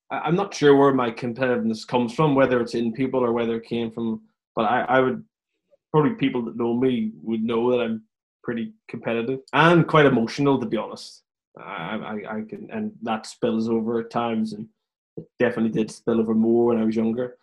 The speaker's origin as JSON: {"language": "English", "town": "Belfast", "region": "Northern Ireland", "country": "United Kingdom", "tie": "born or raised there", "also_born_or_lived": "London", "moved": "as an adult", "lives_now": "England", "said": "typical bunch of teenagers at that point in belfast where i live"}